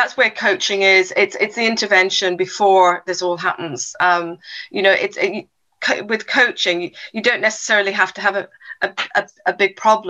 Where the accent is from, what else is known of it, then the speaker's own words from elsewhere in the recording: South Africa; also born or lived in England; I was born in England, and then when at the age of 10, my parents moved us all over to South Africa. So moved to South Africa, and within South Africa, we then moved from King Williamstown to Port Elizabeth, Cape Town.